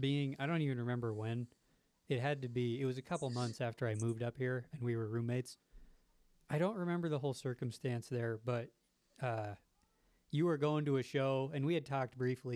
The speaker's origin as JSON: {"language": "English", "region": "southern Nevada by Las Vegas", "country": "United States", "tie": "born or raised there", "moved": "yes", "lives_now": "Provo, United States", "said": "I grew up in Nevada, southern Nevada by Las Vegas, the local scene around there."}